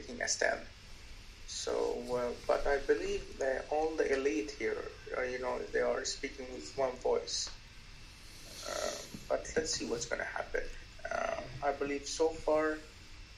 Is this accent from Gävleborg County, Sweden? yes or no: no; Stockholm, Stockholm County, Sweden; I'm from Stockholm, Sweden